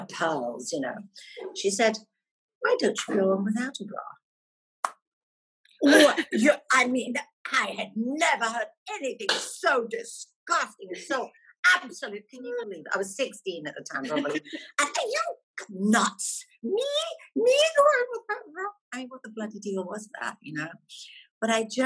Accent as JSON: {"language": "English", "region": "Scotland", "country": "United Kingdom", "moved": "as an adult", "said": "I was fresh out of Scotland then."}